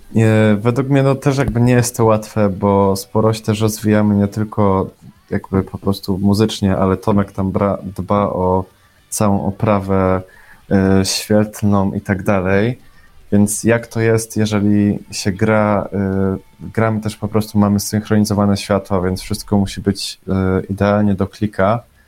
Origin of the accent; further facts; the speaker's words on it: Bielsko-Biała, Silesian Voivodeship, Poland; jestem z Bielska Białej